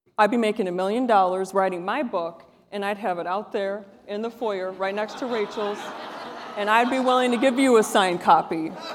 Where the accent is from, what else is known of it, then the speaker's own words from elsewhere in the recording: Wisconsin, United States; moved away; I'm from Wisconsin